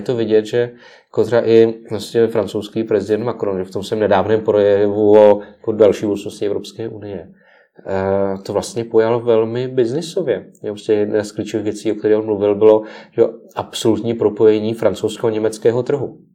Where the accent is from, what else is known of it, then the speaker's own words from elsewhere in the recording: Czechia; my jako Češi